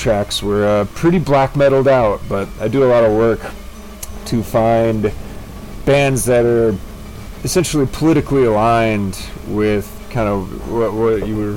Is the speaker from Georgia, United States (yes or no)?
no; California, United States